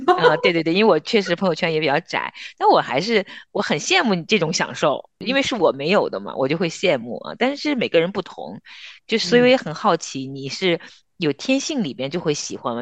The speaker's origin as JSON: {"language": "Chinese", "region": "northern China", "country": "China", "said": "我们也是北方人嘛，我其实在我家乡包饺子也会放虾皮儿的"}